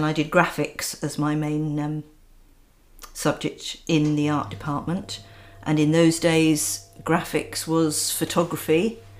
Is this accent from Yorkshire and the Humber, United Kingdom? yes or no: no; Surrey, South East England, United Kingdom; moved away as an adult; also born or lived in Weymouth / Somerset; I grew up in Surrey and both my parents were artists. I came down to Weymouth to go to teach training college in the 70s.